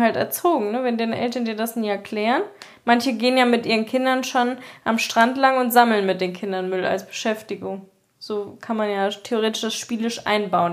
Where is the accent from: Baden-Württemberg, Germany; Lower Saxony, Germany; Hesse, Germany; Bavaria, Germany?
Hesse, Germany; Eschwege; das Open Flair ist in meiner Heimat halt so ein bekanntes Festival